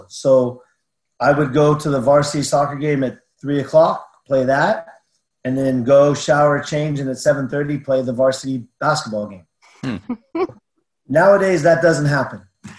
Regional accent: California, United States; It was great. You know, it's a lot different than it is now, because when I moved out here in like 83, there was a Miller's Outpost, an Albertsons, and a Noggles.

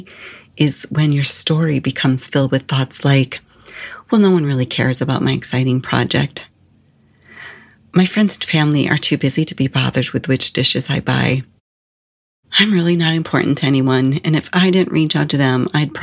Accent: Illinois, United States; moved away as an adult; also born or lived in Arizona / Phoenix; when I moved from Illinois to Arizona

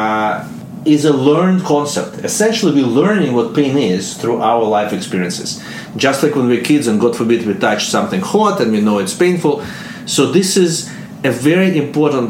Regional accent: Russia; accent: Russian; English is a second language; moved away; my Russian accent

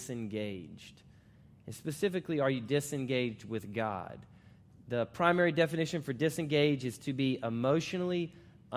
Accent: Florida, United States; moved away as an adult; also born or lived in Charlotte, North Carolina; now in Virginia, United States; I now live in Virginia, and I'm actually from Florida

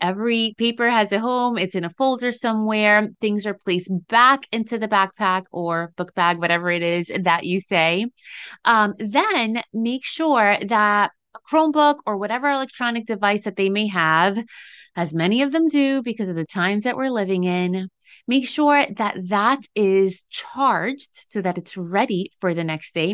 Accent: New Jersey, United States; in case you couldn't tell from the accent people say I have, I'm from Jersey.

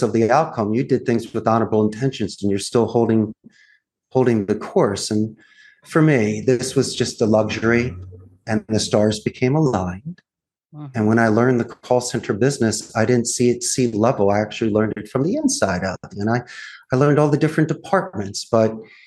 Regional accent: Philadelphia, Pennsylvania, United States; moved away as an adult; now in Costa Rica; raised in Philadelphia, Northeast Philadelphia, actually, when I graduated the Proud Abington High School

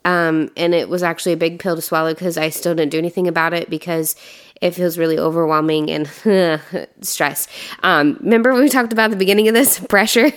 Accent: Indiana, United States; moved away; I'm from Indiana

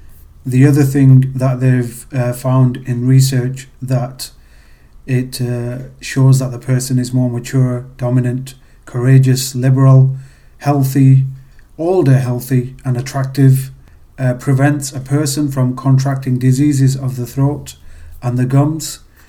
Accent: Pakistan; You know, being Pakistani, we try and save money.

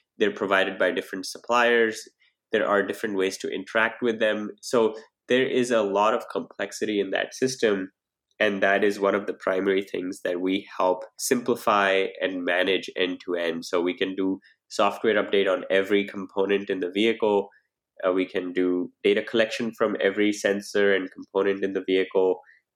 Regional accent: India; moved away as an adult; also born or lived in New Delhi, India / Pittsburgh, United States; now in Silicon Valley, United States; So I grew up in India and I've lived in New Delhi

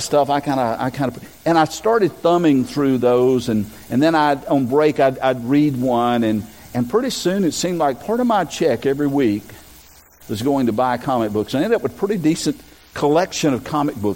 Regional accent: Robersonville, North Carolina, United States; born or raised there

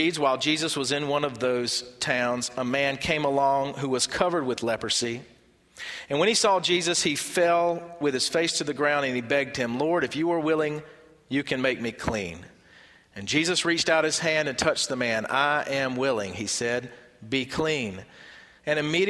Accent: Barnwell, South Carolina, United States; I'm from Barnwell

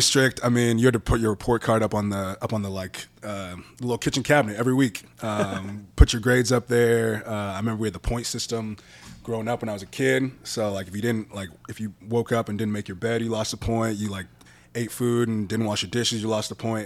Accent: Orange County, California, United States; also born or lived in Bay Area, California; I was born in the Bay Area when I was in third grade, moved down to Orange County

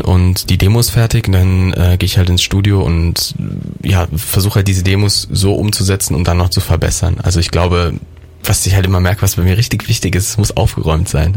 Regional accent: Derichsweiler, North Rhine-Westphalia, Germany; moved away as an adult; now in Cologne, Germany; ich bin aus meinem Heimatdorf, einem ganz, ganz kleinen Dorf zwischen äh, Düren und Aachen bin ich groß geworden.

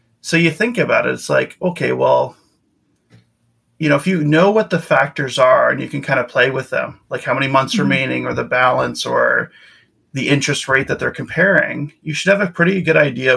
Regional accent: Winnipeg, Manitoba, Canada; moved away as an adult; also born or lived in Victoria, British Columbia; now in Vancouver, Canada; I'm from Winnipeg originally. I moved out to Victoria, BC in 2005 with the Navy

